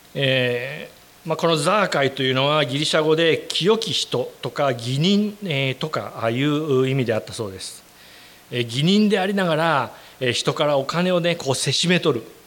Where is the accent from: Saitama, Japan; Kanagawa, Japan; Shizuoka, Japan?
Shizuoka, Japan; Shimizu; 私の実家は静岡の清水というところでこう和菓子屋を営んでおりましてね